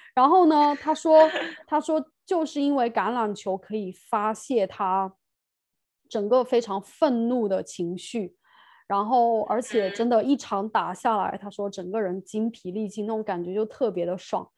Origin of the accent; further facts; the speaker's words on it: China; moved away as an adult; now in United Kingdom; 我是中国人